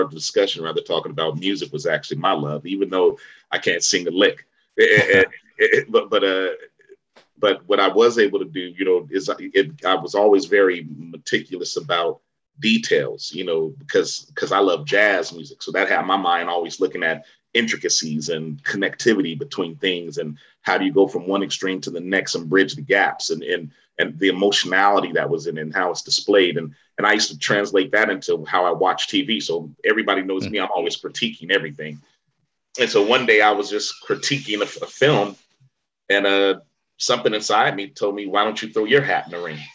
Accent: Vallejo, California, United States; I'm from Vallejo, California

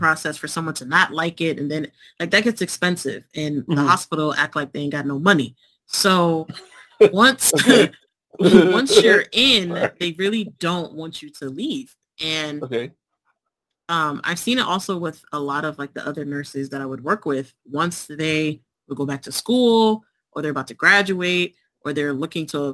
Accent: New Jersey, United States; moved away as an adult; now in Pennsylvania, United States; I'm originally from Jersey

